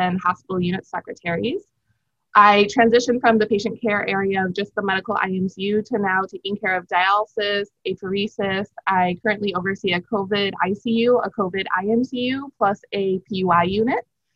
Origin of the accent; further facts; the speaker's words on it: outside of Chicago, Illinois, United States; moved away as an adult; now in Miami, United States; Born and raised in the Midwest, slightly outside of Chicago, Illinois.